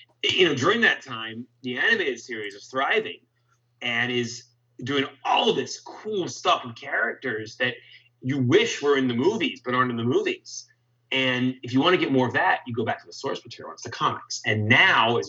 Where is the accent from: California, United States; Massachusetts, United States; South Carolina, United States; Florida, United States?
California, United States; Los Angeles; also born or lived in Tarzana, California; I grew up in the San Fernando Valley